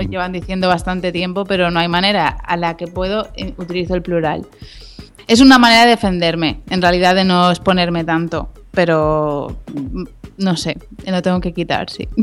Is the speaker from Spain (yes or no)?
yes; Galicia, Spain; moved away; me fui a vivir a Santiago, que bueno, yo soy gallega, pues volví allí a buscar mis raíces